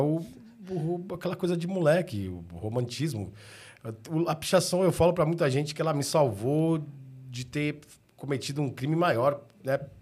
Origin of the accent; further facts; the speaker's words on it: São Paulo, Brazil; eu sempre fui, fui nascido e criado na região do Ipiranga